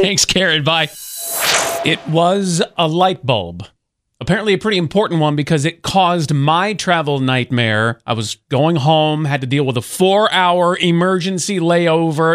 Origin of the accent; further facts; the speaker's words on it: Mobile, Alabama, United States; moved away; Just came back from Mobile, Alabama, my hometown